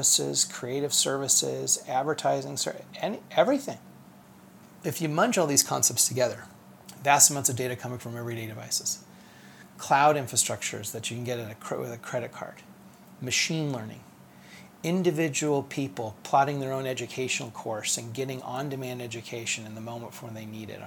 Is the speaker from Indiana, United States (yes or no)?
yes; Fort Wayne, Indiana, United States; also born or lived in Cincinnati, Ohio / Columbus, Indiana / Detroit, Michigan; now in Indianapolis, United States; we moved to Fort Wayne, which is where I went to elementary school. We, for a short time, lived outside of Detroit, Michigan, which is where I started high school, but I finished it here at Lawrence North in Indianapolis.